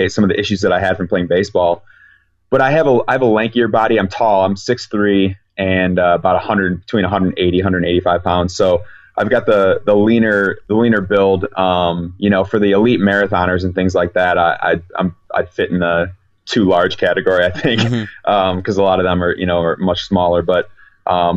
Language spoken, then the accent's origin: English; Chicago, Illinois, United States; I'm from Chicago, so I know what Chicago winters can be like